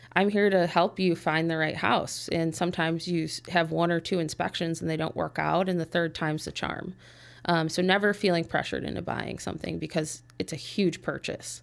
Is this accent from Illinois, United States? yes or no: yes; Park Ridge, Illinois, United States; I was born and raised in Park Ridge.